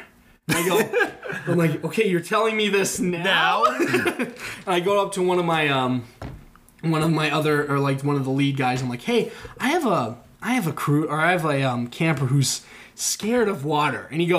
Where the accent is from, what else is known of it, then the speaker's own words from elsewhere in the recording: Okoboji, Iowa, United States; I'm from Okoboji.